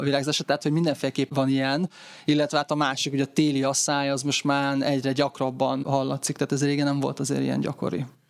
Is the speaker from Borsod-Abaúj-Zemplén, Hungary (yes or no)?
yes; Tokaj-Hegyalja, Borsod-Abaúj-Zemplén, Hungary; én Tokajhegyáról származom